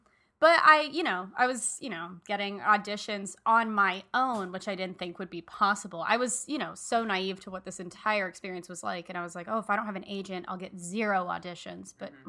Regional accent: Miami, Florida, United States; moved away as an adult; now in Los Angeles, United States; We're also both from Miami.

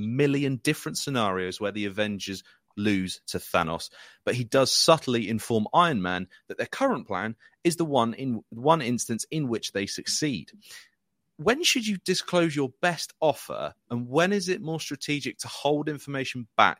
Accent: United Kingdom; I'm a Brit

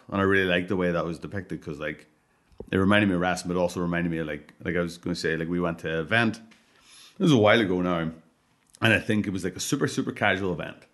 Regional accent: Ireland; I'm Irish

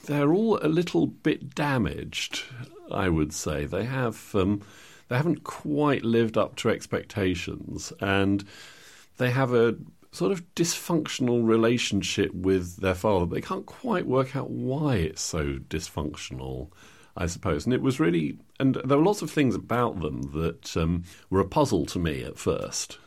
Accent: England, United Kingdom; as white English people

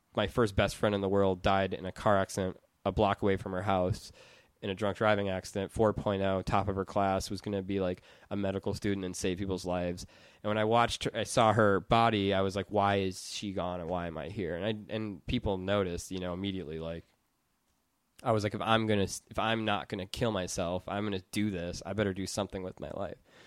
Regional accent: Madison, Wisconsin, United States; moved away as an adult; now in Los Angeles, United States; I'm from Madison where there's, like, cooperative grocery stores and housing

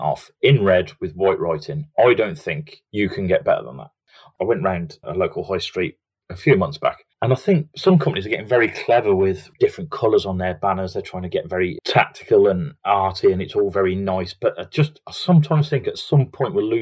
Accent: Redditch, West Midlands, United Kingdom; I grew up in Redditch in the Midlands

